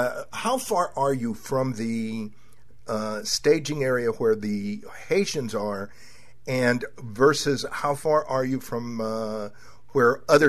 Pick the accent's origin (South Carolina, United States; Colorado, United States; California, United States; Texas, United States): Texas, United States; Laredo; I was born and raised, I was born in Laredo and raised in South Texas.